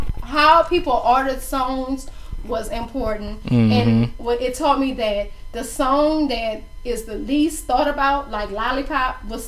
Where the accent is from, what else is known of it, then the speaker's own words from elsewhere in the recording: New Orleans, Louisiana, United States; that's when I was like, nigga, I'm from New Orleans.